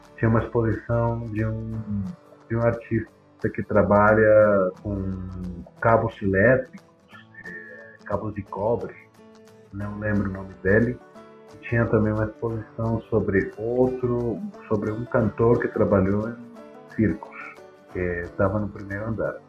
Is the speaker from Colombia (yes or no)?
yes; Bogotá, Colombia; Portuguese is a second language; aqui, minha terra, Bogotá